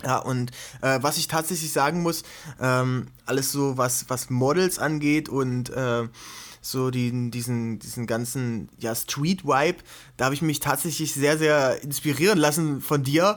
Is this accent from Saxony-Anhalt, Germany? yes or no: yes; Gräfenhainichen area near Dessau, Saxony-Anhalt, Germany; also born or lived in Halle; now in Leipzig, Germany; ich bin eigentlich geboren in Aachen an der Elbe. Mhm. Das ist bei Dessau, äh, ganz bekannt durch das Splash- und Melt-Festival